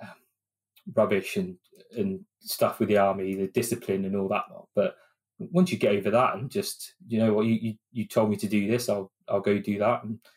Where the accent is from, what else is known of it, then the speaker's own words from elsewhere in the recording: Oxford, South East England, United Kingdom; moved away as an adult; now in Milton Keynes, United Kingdom; I'm not originally from here. I'm originally from Oxford.